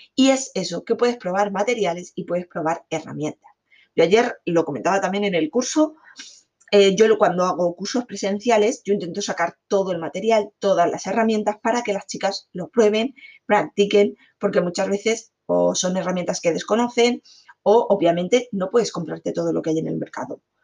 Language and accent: Spanish; Alicante, Valencian Community, Spain; yo soy de Alicante